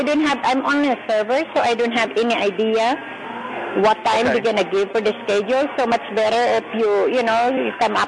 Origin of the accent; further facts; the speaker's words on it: Philippines; Yeah, I'm Filipino.